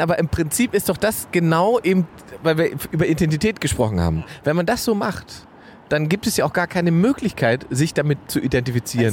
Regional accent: Salzwedel, Saxony-Anhalt, Germany; meiner Heimatstadt Salzwedel

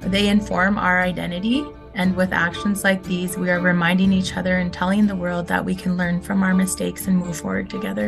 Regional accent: Red Pheasant First Nation, Saskatchewan, Canada; I'm from Red Pheasant First Nation, located in Treaty 6 territory, Saskatchewan, Canada.

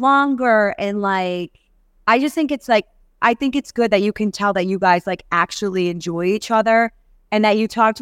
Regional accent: New York, United States; moved away; I grew up in New York.

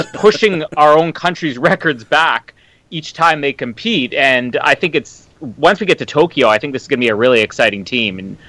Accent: Winnipeg, Manitoba, Canada; From Winnipeg, my hometown

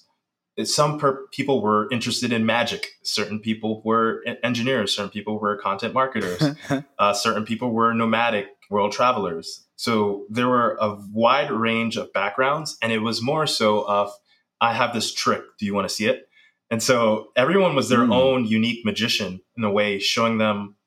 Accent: New York City, New York, United States; I grew up in the Bronx, raised by a single mom

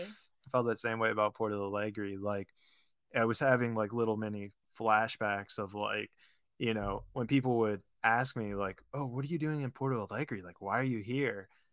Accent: Pittsburgh, Pennsylvania, United States; moved away as an adult; also born or lived in Florida / California; I grew up in Pittsburgh, went to college in Florida.

